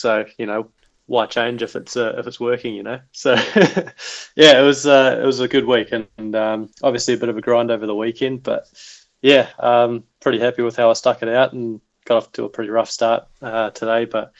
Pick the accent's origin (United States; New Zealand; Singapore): New Zealand; Wellington; Oh, 100%. I mean, I just look back to my days playing, you know, Miramar Golf Club out by the airport, and you get these 50, 60K southerlies